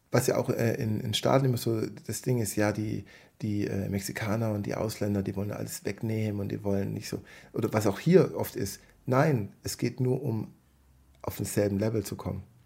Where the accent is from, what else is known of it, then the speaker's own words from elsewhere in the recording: Southern Germany, Germany; bei uns im Süden